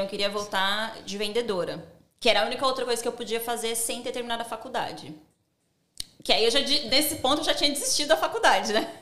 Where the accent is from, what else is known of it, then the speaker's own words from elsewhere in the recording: São Paulo, Brazil; moved away as an adult; also born or lived in United States / Dubai / Ireland / Spain; now in Sydney, Australia; eu sou do Grajaú. Grajaú não tem, tipo, pessoas ricas, né?